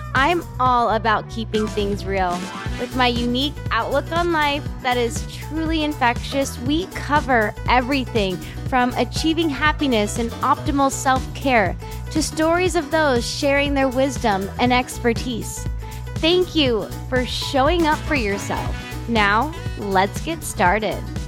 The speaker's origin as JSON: {"language": "English", "town": "San Diego", "region": "California", "country": "United States", "tie": "born or raised there", "moved": "yes", "lives_now": "Salt Lake City, United States", "said": "me growing up in San Diego"}